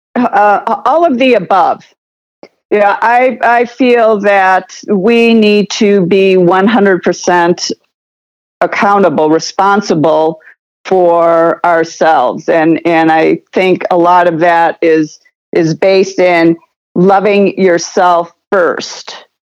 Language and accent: English; United States